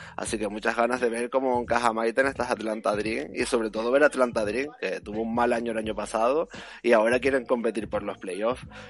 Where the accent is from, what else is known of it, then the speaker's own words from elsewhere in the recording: Canary Islands, Spain; yo que soy canario